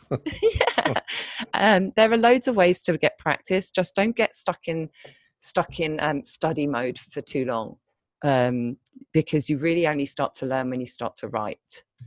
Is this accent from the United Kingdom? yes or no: yes; United Kingdom; moved away as an adult; also born or lived in London; now in Thailand; I'm British